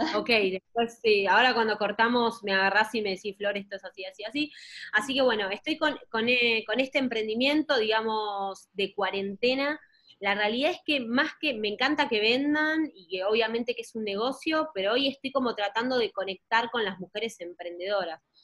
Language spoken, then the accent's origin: Spanish; Argentina; siendo de Argentina